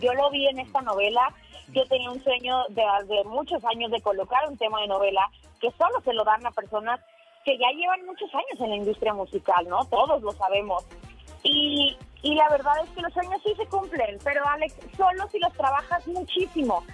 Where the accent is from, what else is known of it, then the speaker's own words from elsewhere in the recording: Culiacán, Sinaloa, Mexico; moved away as an adult; now in Mexico City, Mexico; soy sinaloense y hace, te cuento, hace 10 años me vine acá a la Ciudad de México